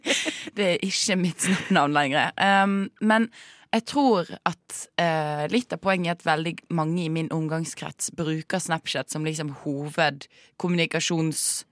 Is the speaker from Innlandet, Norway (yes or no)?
no; Bergen, Vestland, Norway; jeg er fra Bergen